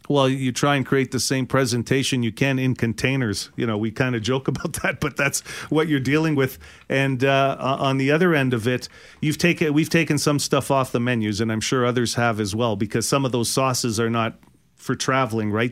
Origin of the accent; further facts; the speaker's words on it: Winnipeg, Manitoba, Canada; I grew up in the West End